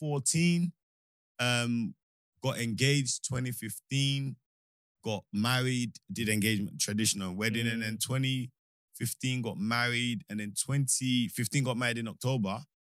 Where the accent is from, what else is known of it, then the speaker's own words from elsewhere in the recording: Nigeria; moved away; I grew up in Nigeria.